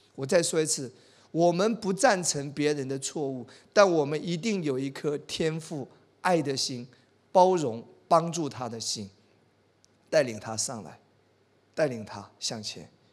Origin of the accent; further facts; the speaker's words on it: China; 我们中国人